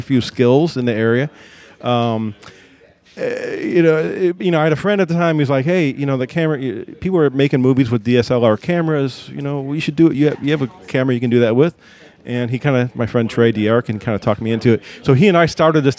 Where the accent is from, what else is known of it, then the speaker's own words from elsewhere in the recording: near Chicago, Illinois, United States; moved away as an adult; now in New Orleans, United States; I moved here in 98. I grew up near Chicago